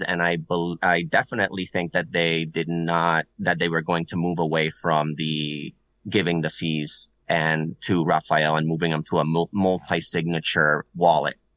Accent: Puerto Rico; first language Spanish; English is a second language; now in Massachusetts, United States; I'm originally from Puerto Rico

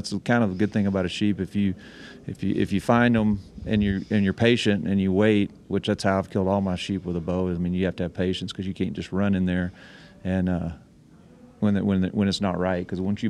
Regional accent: Alaska, United States; I killed that ram 2 years ago in my home state of Alaska.

